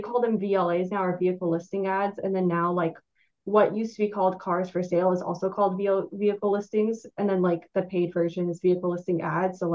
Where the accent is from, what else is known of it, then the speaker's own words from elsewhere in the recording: Florida, United States; also born or lived in New York; now in Washington, D.C., United States; I grew up in Florida. So when I moved to New York